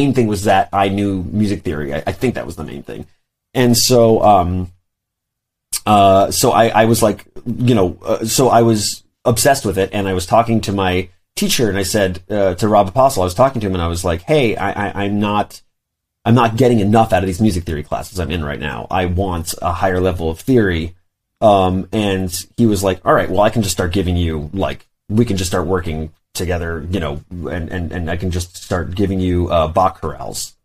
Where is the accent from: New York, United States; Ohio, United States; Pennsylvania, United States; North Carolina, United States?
New York, United States; New York City; I grew up in Brooklyn